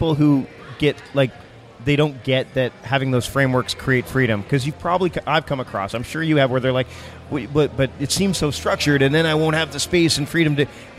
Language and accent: English; Canada; Like, I don't have a Spanish accent. Uh-huh. I'm as Canadian as they come.